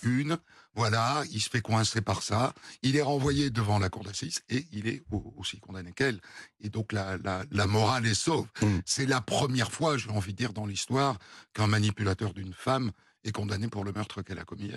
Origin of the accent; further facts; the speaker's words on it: Bayonne, Nouvelle-Aquitaine, France; j'ai grandi au Pays Basque, à Bayonne